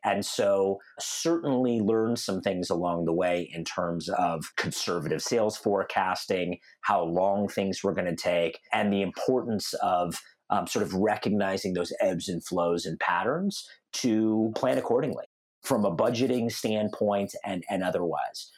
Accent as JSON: {"language": "English", "town": "Denver", "region": "Colorado", "country": "United States", "tie": "born or raised there", "also_born_or_lived": "North Carolina / Seattle", "said": "I grew up in Denver, Colorado, which is where I'm talking to you guys from um, today"}